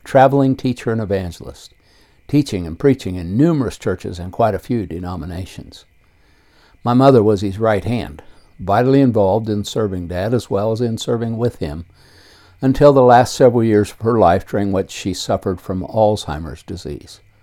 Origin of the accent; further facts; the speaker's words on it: Circleville, Ohio, United States; I was born on May 19, 1949, in west central Ohio and raised in Circleville, Ohio, a small city 25 miles south of Columbus